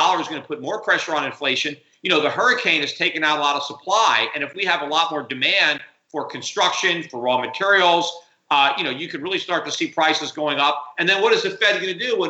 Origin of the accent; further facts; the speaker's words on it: United States; I'm an American